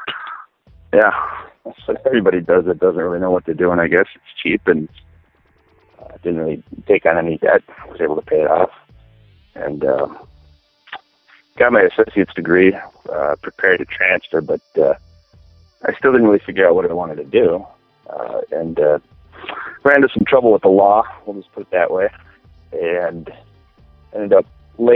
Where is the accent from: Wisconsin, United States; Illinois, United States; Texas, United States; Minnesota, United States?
Minnesota, United States; Minneapolis; I am from Minneapolis.